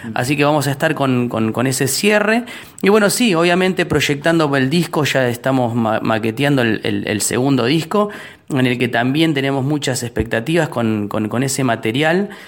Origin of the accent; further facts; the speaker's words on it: Hurlingham, Buenos Aires Province, Argentina; somos de Hurlingham